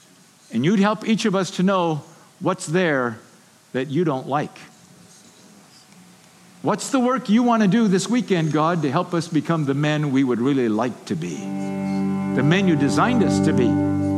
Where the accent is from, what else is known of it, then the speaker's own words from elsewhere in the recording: Haiti; I grew up in Haiti, I told you. My father was a builder.